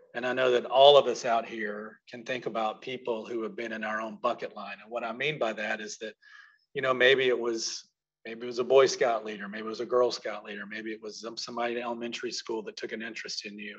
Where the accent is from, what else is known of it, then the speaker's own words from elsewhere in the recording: Mississippi, United States; moved away as an adult; I was from Mississippi